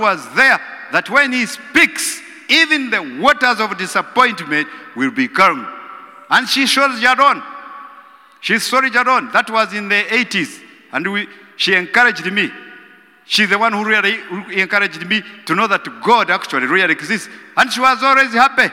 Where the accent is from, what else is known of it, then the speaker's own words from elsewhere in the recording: Western Region, Uganda; I come from Western Uganda